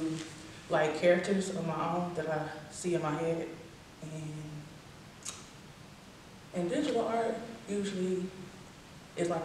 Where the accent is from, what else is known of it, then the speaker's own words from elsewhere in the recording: Huntsville, Alabama, United States; now in Atlanta, United States; I'm originally from Huntsville, where I live in Atlanta